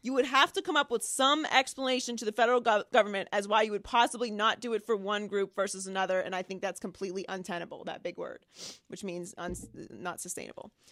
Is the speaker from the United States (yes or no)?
yes; Pittsburgh, Pennsylvania, United States; I grew up in Pittsburgh